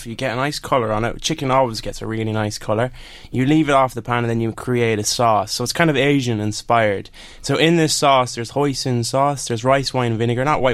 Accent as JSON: {"language": "English", "town": "Kingscourt", "region": "County Cavan", "country": "Ireland", "tie": "born or raised there", "said": "I grew up literally in Kingscourt, that's where I was born."}